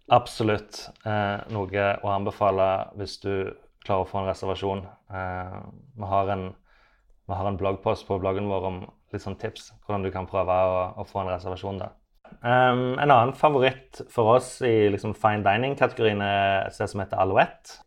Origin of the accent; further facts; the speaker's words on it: Sandnes, Rogaland, Norway; also born or lived in Oslo, Norway; now in Copenhagen, Denmark; jeg er fra Sandnes, men nå har jeg ikke bodd i Sandnes da på 18 år.